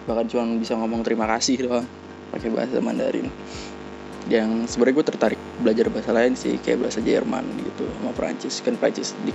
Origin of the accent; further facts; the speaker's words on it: Surakarta, Central Java, Indonesia; Ah, halo bang … gue dari Solo.